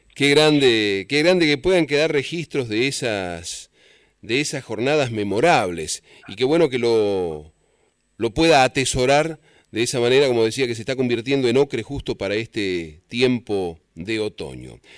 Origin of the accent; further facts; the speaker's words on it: San Luis, Argentina; moved away; los puntanos, por lo menos que estamos lejos